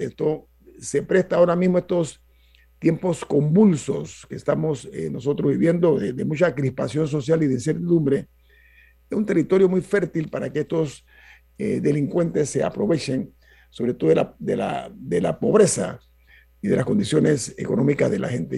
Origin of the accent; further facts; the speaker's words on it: Panama; yo soy de Panamá